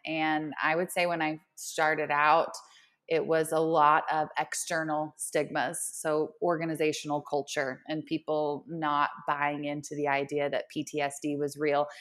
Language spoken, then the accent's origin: English; Oklahoma City, Oklahoma, United States; moved away as an adult; now in Denver, United States; I am originally from Oklahoma, Oklahoma City. and, uh, born and raised until I made the jump to Colorado